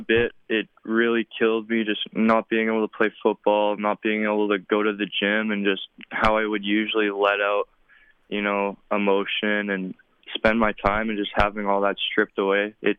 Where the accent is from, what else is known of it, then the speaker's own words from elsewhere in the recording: Regina, Saskatchewan, Canada; my hometown, you know, Regina Rams